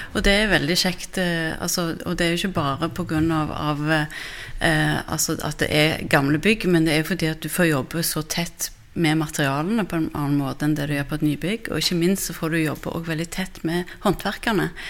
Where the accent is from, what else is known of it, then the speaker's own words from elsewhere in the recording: Stavanger, Rogaland, Norway; selv er jeg fra Stavanger, så jeg har jo vokst opp med Domkirken